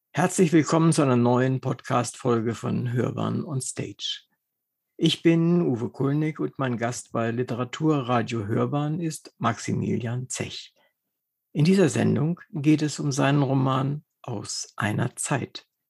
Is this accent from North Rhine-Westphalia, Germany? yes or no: no; Wolfenbüttel, Lower Saxony, Germany; moved away as an adult; also born or lived in Braunschweig; Ich bin in Wolfenbüttel geboren und habe in ah. Braunschweig studiert und war also bis zu meinem 42. Lebensjahr in, in Braunschweig, Wolfenbüttel in der Gegend unterwegs.